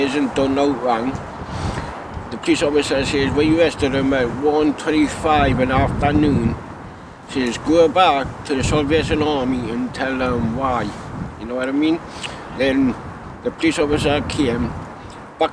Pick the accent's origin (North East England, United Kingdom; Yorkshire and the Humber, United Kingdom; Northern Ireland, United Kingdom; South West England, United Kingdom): North East England, United Kingdom; Newcastle upon Tyne; born or raised there